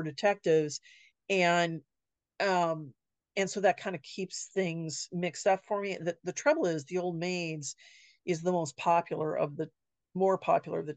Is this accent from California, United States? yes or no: yes; Sierra Madre, California, United States; now in Wenatchee, United States; my hometown in California of Sierra Madre